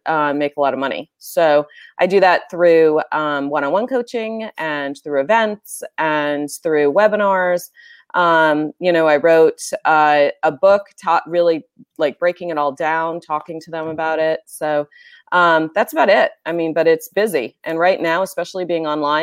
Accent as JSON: {"language": "English", "region": "New Hampshire", "country": "United States", "tie": "born or raised there", "also_born_or_lived": "Bay Area, California", "moved": "as an adult", "lives_now": "California, United States", "said": "I grew up in a little itty bitty town, Mayberry, very similar to Mayberry in New Hampshire."}